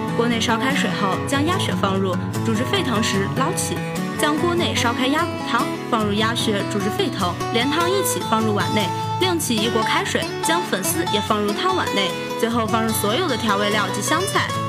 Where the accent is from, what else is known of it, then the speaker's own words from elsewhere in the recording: Shaanxi, China; 作为一个纯正的陕西吃货